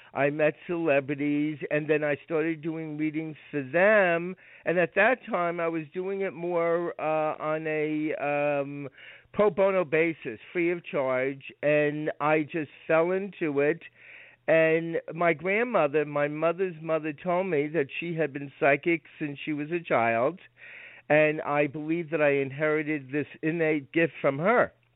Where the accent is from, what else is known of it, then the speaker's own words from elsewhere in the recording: Rockland County, New York, United States; I was raised in Rockland County, New York